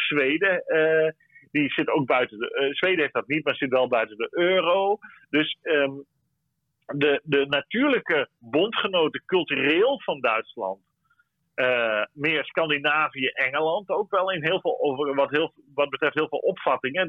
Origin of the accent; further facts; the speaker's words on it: Netherlands; wij als Nederlanders